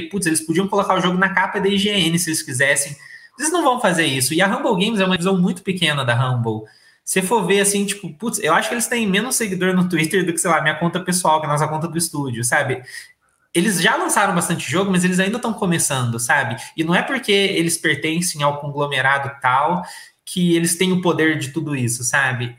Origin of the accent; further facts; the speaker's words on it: Brazil; E eu nunca saí do Brasil, eu nunca fui para fora